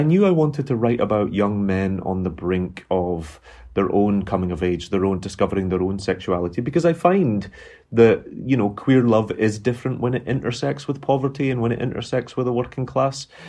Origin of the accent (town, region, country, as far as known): Glasgow, Scotland, United Kingdom; born or raised there; moved away